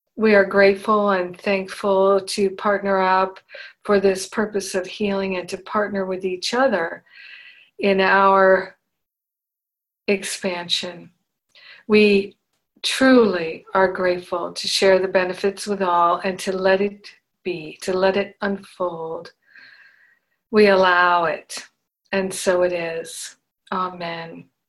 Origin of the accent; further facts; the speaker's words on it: Rhode Island, United States; moved away as an adult; also born or lived in Boston; when I was a teenager, living growing up in Rhode Island